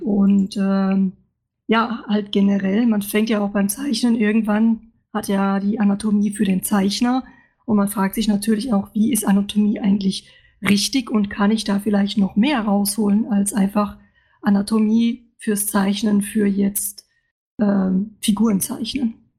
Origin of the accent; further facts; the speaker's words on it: Luxembourg; moved away as an adult; now in Stuttgart, Germany; Ich bin eigentlich aus Luxemburg und äh, bin für mein Studium in Stuttgart gelandet